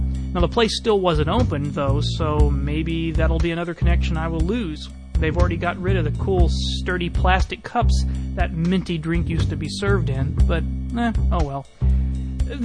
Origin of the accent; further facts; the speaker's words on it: Houston, Texas, United States; Growing up in Houston